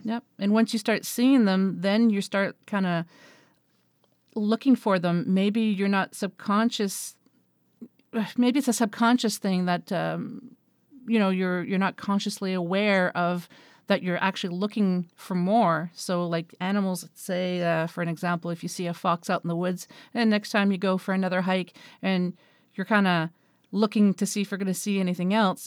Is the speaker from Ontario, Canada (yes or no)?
no; Moncton, New Brunswick, Canada; moved away; back in my hometown in New Brunswick on the east coast of Canada, um, in Moncton